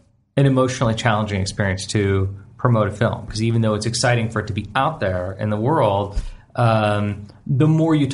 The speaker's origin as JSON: {"language": "English", "country": "Canada", "said": "I'm a Canadian"}